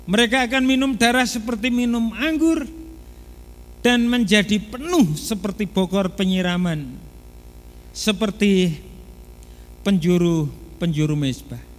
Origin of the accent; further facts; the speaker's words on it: Semarang, Central Java, Indonesia; karena saya sendiri berasal dari Tembalang, itu waktu menerima panggilan untuk melayani pekerjaan Tuhan, sekiranya kelas 3 SMP kalau nggak salah